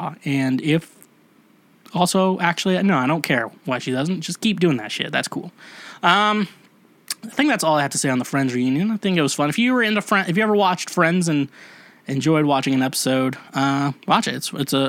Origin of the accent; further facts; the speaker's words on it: Kansas, United States; I'm from Kansas